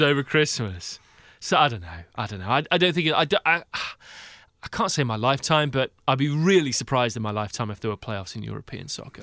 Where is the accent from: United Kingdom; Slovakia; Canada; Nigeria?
United Kingdom; now in Seattle, United States; as a Brit